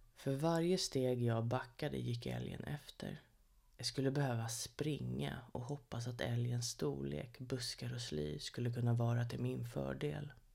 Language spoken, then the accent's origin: Swedish; Sorunda, Stockholm County, Sweden; Sorunda. Ja, där är jag född och uppvuxen